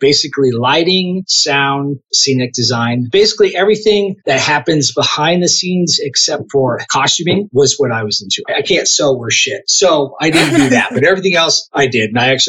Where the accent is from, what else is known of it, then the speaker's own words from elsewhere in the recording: Arizona, United States; now in Utah, United States; I grew up in Arizona, is, for the non-Americans, is the state just south of Utah. The place I grew up with is a little kind of a liberal spot in the middle of a very conservative state.